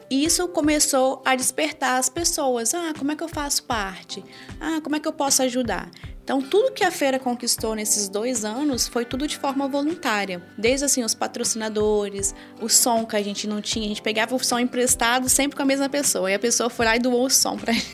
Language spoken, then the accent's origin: Portuguese; Brazil; Eu vim de uma família muito simples no interior do estado, onde eu cresci